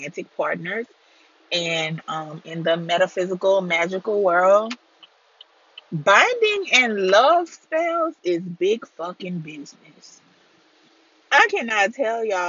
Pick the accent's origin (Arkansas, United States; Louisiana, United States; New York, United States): Louisiana, United States; deep south; I am from Louisiana, deep south Louisiana.